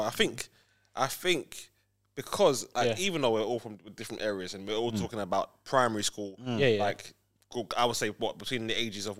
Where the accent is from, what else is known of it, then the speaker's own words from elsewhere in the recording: Whitesfield, United Kingdom; obviously, I grew up in Whitesfield